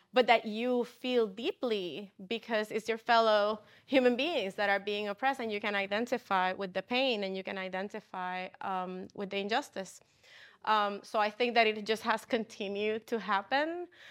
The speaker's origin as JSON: {"language": "English", "country": "Puerto Rico", "tie": "born or raised there", "moved": "as an adult", "lives_now": "Chicago, United States", "said": "I'm originally from Puerto Rico"}